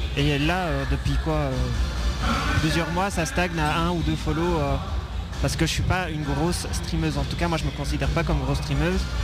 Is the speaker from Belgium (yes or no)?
yes; Belgium; en tant que Belge